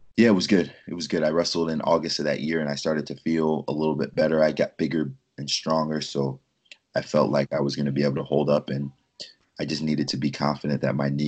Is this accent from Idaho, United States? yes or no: no; 20 miles from Philadelphia, New Jersey, United States; moved away as an adult; also born or lived in Lincoln, Nebraska; My hometown's only 20 miles from Philly